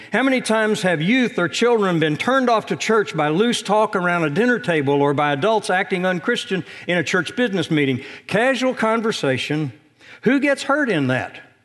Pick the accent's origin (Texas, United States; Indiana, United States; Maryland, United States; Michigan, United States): Indiana, United States; moved away; back in my home state